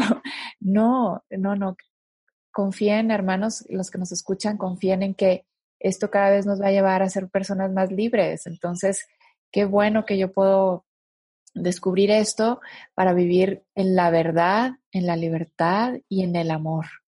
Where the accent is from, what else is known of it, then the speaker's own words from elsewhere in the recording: northern Mexico, Mexico; yo soy del, norte de, México y en el norte de México la gente somos más directa